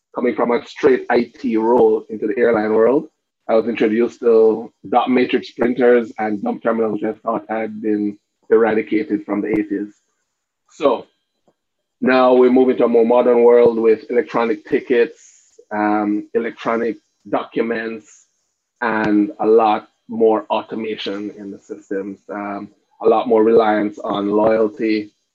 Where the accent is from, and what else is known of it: Cayman Islands